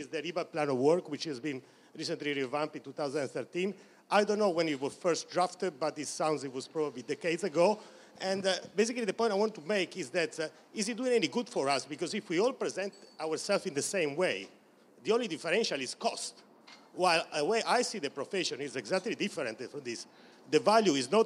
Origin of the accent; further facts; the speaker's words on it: Italy; accent: thick Italian; English is a second language; now in United Kingdom; my thick Italian accent